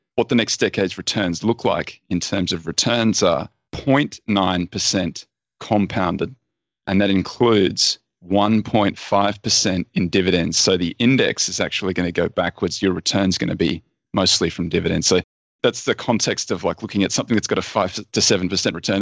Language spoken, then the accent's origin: English; Australia; I'm Australian